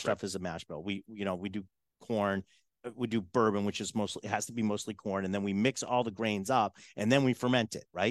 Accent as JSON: {"language": "English", "town": "Boston", "region": "Massachusetts", "country": "United States", "moved": "yes", "said": "I was from Boston"}